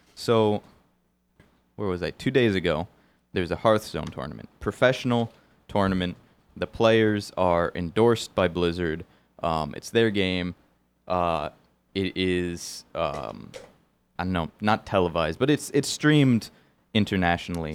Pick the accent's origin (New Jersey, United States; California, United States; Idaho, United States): New Jersey, United States; Bergen County; I went to Bergen Tech in Teterboro, Bergen